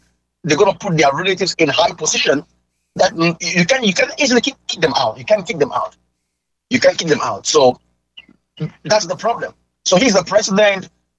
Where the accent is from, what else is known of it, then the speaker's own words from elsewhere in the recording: Cameroon; I actually come from what is called the Ngemba tribe. I come from the Ngemba tribe, and Ngemba has a couple of villages under that tribe